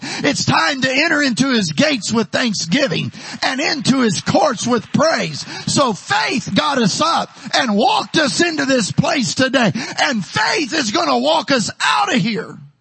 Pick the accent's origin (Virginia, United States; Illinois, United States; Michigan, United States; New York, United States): Illinois, United States; Taylorville; moved away as an adult; also born or lived in Houston, Texas / San Benito, Texas; now in Texas, United States; my hometown in Taylorville, Illinois